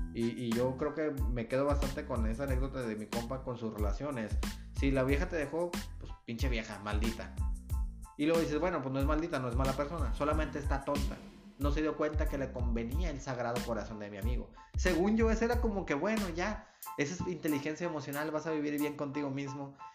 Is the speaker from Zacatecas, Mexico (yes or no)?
no; Nuevo Laredo, Tamaulipas, Mexico; yo soy un chavo de No Laredo